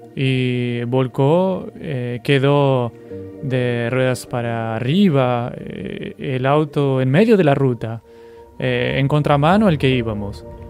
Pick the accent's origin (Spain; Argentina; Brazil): Brazil; Mato Grosso do Sul; moved away as an adult; also born or lived in Pernambuco; yo soy natural de Mato Grosso